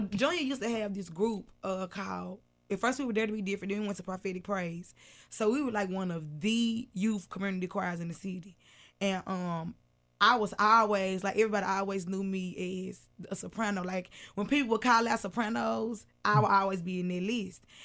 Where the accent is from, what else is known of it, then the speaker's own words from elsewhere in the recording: Memphis, Tennessee, United States; also born or lived in Whitehaven, Memphis; I'm from South Memphis